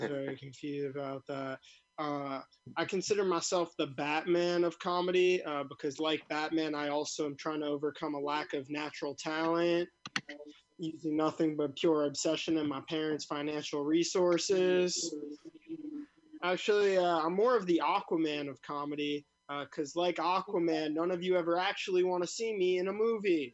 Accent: New York City, New York, United States; I grew up in Brooklyn, never the Brooklyn that people like expect

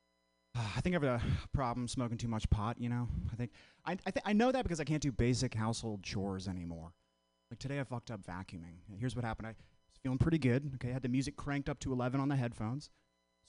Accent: Vermont, United States; moved away as an adult; now in San Francisco, United States; I'm from the whitest state in the union, Vermont. I'm from the Northeast. I came all the way out to San Francisco last year. It's a weird place to grow up

